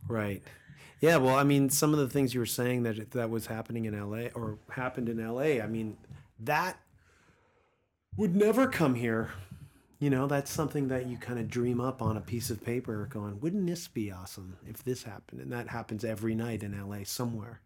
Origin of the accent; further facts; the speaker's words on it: East Coast, United States; now in Los Angeles, United States; Growing up on the East Coast